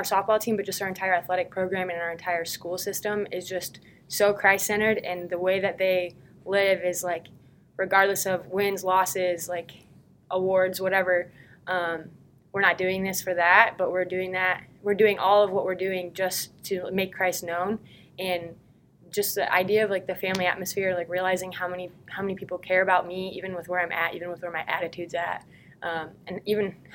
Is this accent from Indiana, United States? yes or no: no; Grand Rapids, Michigan, United States; moved away as an adult; I'm originally from Grand Rapids, Michigan. I went to a high school called Rockford